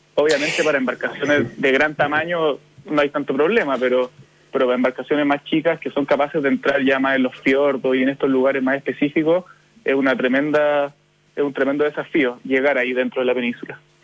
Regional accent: Chile; como chilenos

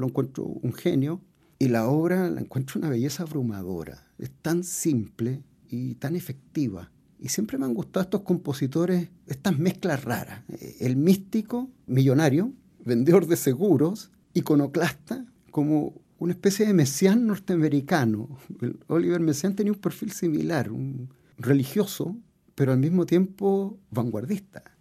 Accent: Puerto, Valparaíso, Chile; Yo vengo de Puerto y dentro de mis primeras experiencias musicales estaban los orfeones, las retretas de los días domingo

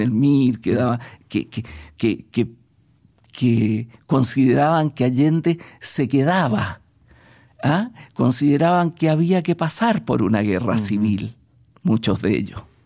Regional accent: Chile; also born or lived in Budapest

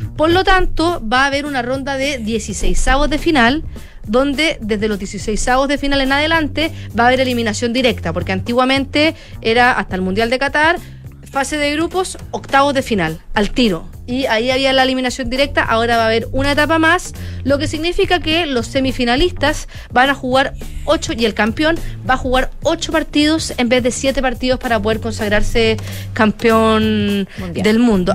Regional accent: Chile; siendo chilena

